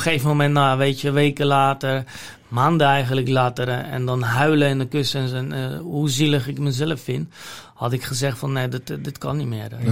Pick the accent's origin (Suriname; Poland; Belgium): Poland; Dutch is a second language; moved away as an adult; now in Netherlands; waar ik vandaan kom, uit Polen en wat ik daar geleerd heb